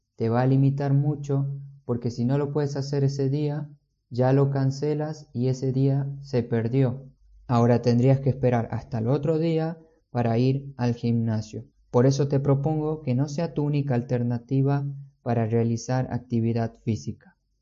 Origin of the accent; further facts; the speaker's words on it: San Miguel de Tucumán, Tucumán, Argentina; moved away; yo vengo de Tucumán, de Argentina, no tenemos playa, pero teníamos muchos parques y además el cerro